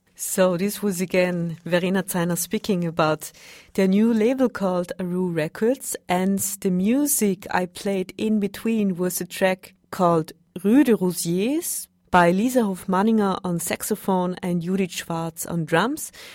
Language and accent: English; Vienna, Austria; I'm from Vienna